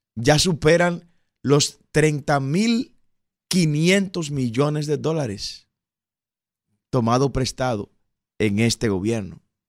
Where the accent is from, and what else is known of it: Dominican Republic